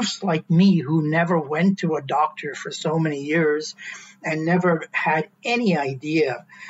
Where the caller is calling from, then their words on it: Ottawa, Ontario, Canada; I'm calling in from Ottawa.